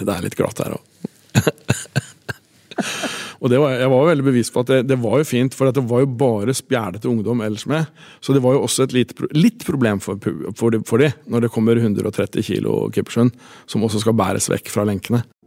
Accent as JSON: {"language": "Norwegian", "town": "Tangen", "region": "Innlandet", "country": "Norway", "tie": "born or raised there"}